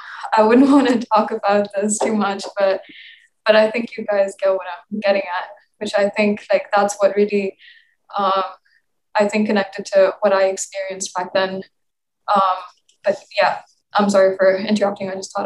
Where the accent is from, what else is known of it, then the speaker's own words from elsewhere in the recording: Pakistan; moved away; I grew up in Pakistan. It's not like I grew up somewhere else.